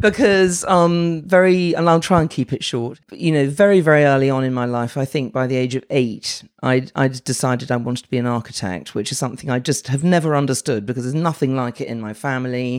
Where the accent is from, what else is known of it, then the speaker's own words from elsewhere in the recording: London, United Kingdom; I'm from London, born and bred